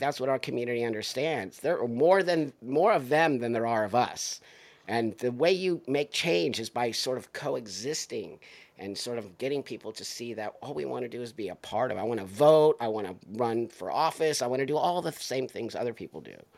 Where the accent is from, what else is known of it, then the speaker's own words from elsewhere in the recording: United States; I'm an American, dude. I value being American. I've lived in other countries